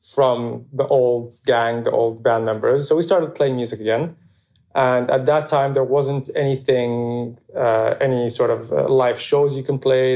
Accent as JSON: {"language": "English", "region": "Abu Dhabi", "country": "United Arab Emirates", "tie": "born or raised there", "said": "I grew up in Abu Dhabi, just like a, a normal, happy childhood"}